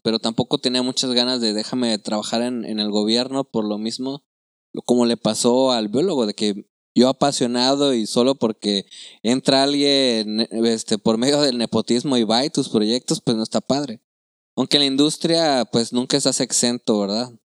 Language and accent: Spanish; Chiapas, Mexico; moved away; also born or lived in Nuevo León; yo soy de Chiapas